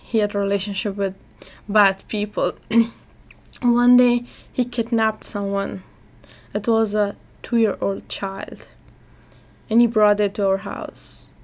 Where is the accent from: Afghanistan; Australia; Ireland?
Afghanistan; I'm from Afghanistan and I am 17 years old.